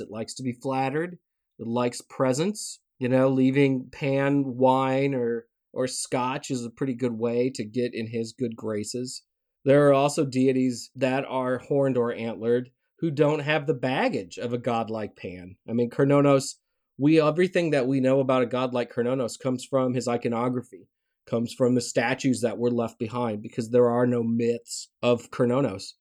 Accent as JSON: {"language": "English", "region": "Tennessee", "country": "United States", "tie": "born or raised there", "moved": "yes", "said": "growing up in Tennessee"}